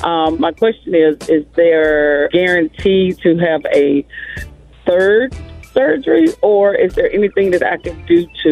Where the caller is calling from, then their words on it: Paceville, South Carolina, United States; I'm calling from Paceville, South Carolina.